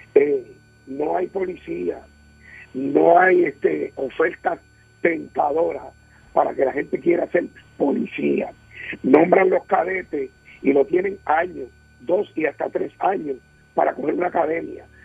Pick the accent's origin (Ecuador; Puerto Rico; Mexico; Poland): Puerto Rico; mi querida isla, mi Puerto Rico